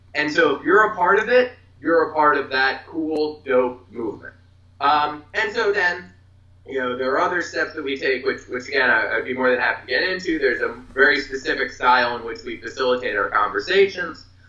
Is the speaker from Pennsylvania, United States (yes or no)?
yes; Philadelphia, Pennsylvania, United States; I'm from Philadelphia